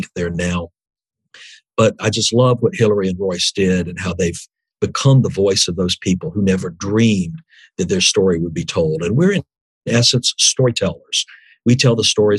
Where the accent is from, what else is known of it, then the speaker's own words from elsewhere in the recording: Birmingham, Alabama, United States; I grew up in Birmingham, Alabama, in a time of intense racial conflict.